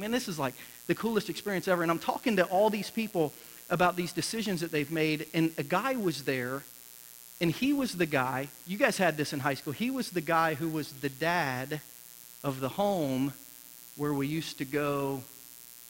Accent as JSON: {"language": "English", "region": "Ohio", "country": "United States", "tie": "born or raised there", "moved": "as an adult", "said": "I was born and raised in Ohio"}